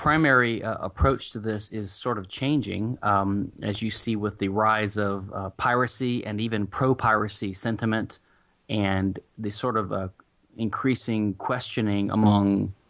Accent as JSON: {"language": "English", "region": "the South", "country": "United States", "said": "I am I'm in Houston. I'm a Southerner."}